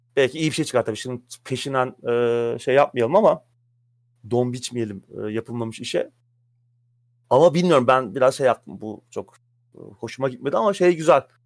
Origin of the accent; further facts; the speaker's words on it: Samsun, Turkey; moved away; Benim Samsun'da geçti çocuk.